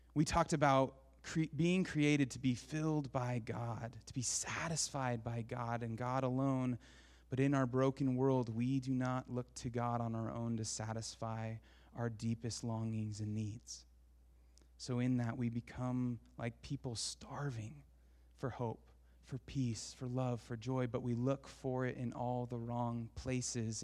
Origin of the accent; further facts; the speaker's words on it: Portland, Oregon, United States; growing up in Portland, I went to David Douglas